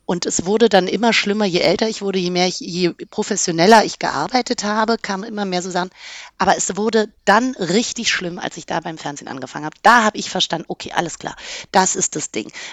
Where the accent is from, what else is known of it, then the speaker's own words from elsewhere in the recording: Berlin, Germany; mir war das wichtig als Berlinerin